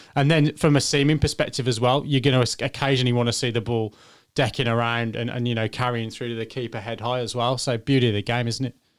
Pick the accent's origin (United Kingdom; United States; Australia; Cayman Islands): United Kingdom; England; I'm English